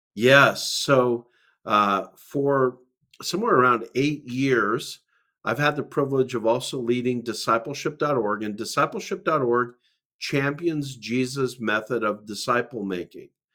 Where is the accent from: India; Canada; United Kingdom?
Canada; Calgary, Alberta; I'm a Canadian from Calgary, Alberta, Canada.